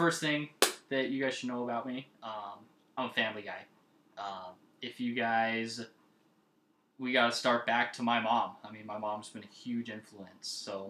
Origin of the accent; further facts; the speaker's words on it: Lolo, Montana, United States; also born or lived in Missoula, Montana; she had me when she was 17. We grew up in Lolo, Montana. We kind of moved in and out of Missoula a little bit.